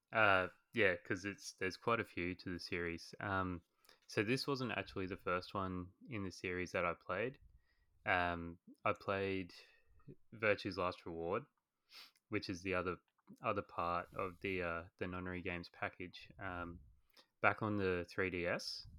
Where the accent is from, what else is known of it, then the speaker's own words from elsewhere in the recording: Australia; accent: Australian; as you guys can probably tell from my voice, I am Australian